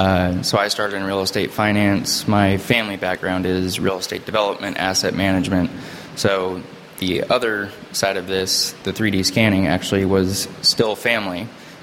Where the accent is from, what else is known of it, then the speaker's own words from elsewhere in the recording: California, United States; also born or lived in Chicago / Connecticut; home was from high school growing up was Southern California, so Orange County and LA.